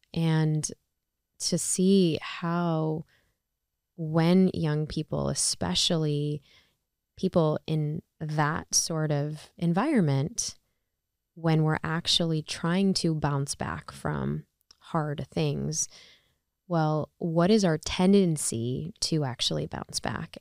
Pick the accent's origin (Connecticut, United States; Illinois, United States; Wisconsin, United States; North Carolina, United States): Illinois, United States; Chicago; I'm from Chicago. I go to Loyola